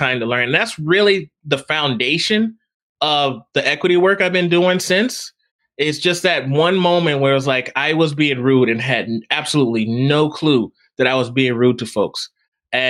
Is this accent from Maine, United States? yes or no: no; Texas, United States; moved away; I grew up in Texas